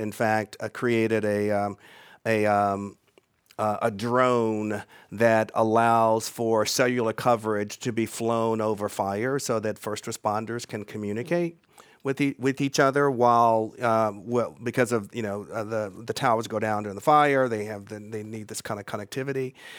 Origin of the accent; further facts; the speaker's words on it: Charlotte, North Carolina, United States; moved away; also born or lived in Atlanta, Georgia / Bay Area, California; when I was growing up in Charlotte, North Carolina